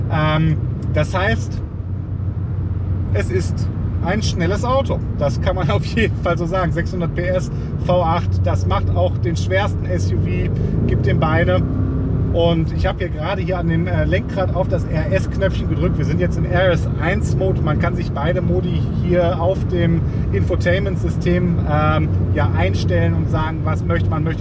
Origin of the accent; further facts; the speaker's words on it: Mettmann, North Rhine-Westphalia, Germany; deswegen bin ich jetzt quasi auf dem Weg zurück in meine Heimat hier ähm, von Mettmann.